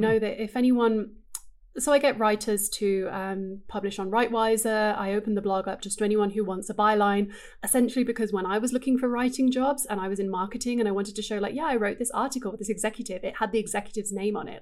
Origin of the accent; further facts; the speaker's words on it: England, United Kingdom; moved away as an adult; I grew up in England and I lived there until I was twenty-two.